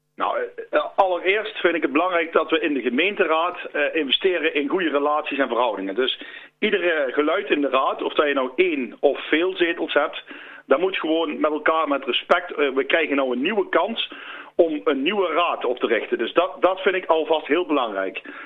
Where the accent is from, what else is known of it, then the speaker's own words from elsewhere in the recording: Land van Cuijk, North Brabant, Netherlands; wij zijn als Land van Kuik